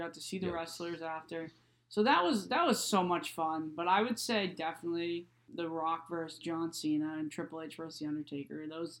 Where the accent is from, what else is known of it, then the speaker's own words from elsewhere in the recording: Boston, Massachusetts, United States; I was from Boston.